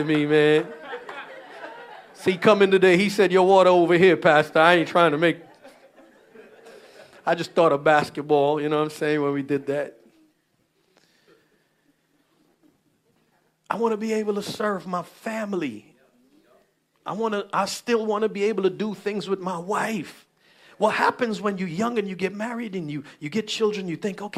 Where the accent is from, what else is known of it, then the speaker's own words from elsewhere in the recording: Guyana; we Guyanese, so we grew up around Caribbean church